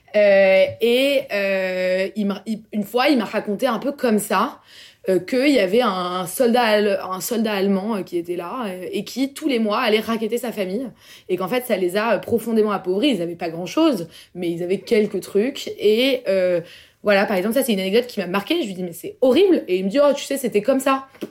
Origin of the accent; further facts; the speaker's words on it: Paris, Île-de-France, France; je suis parisienne euh, en fait euh, voilà. Je suis française.